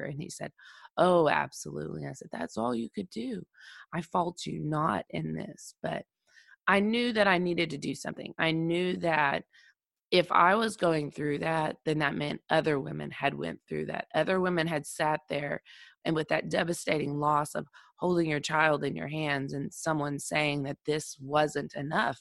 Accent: Oklahoma, United States; my home state of Oklahoma

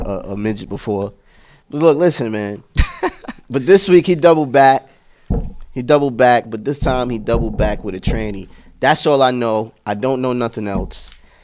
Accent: New York City, New York, United States; I was born in the East, but, you know, I was raised in Queens.

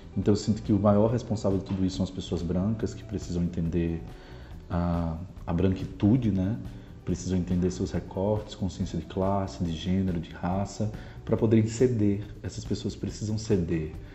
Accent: Natal, Rio Grande do Norte, Brazil; moved away as an adult; now in São Paulo, Brazil; sou do Rio Grande do Norte

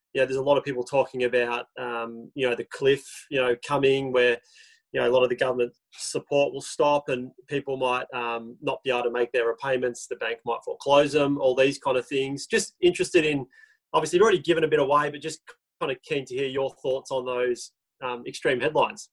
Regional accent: Melbourne, Victoria, Australia; we are from Melbourne

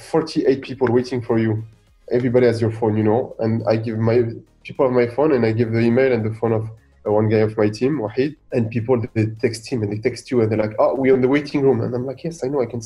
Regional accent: Boulogne-Billancourt, Île-de-France, France; also born or lived in Gabès, Tunisia; in Tunisia, in Gabès, I'm originally from. And one in Boulogne-Billancourt, the city where I grew up in Paris

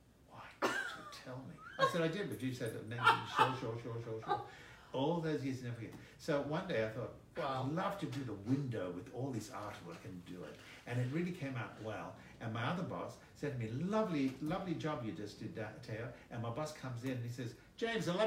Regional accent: Greece; now in United States

